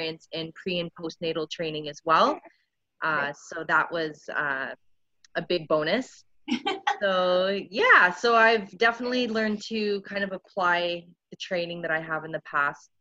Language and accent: English; Niagara Falls, Ontario, Canada; moved away as an adult; now in Winnipeg, Canada; I'm originally from Niagara Falls, Ontario